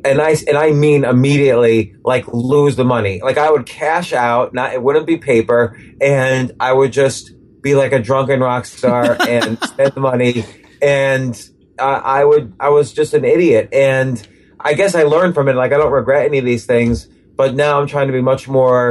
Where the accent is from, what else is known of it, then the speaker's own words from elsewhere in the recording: New York City, New York, United States; You know, I grew up in and around New York City.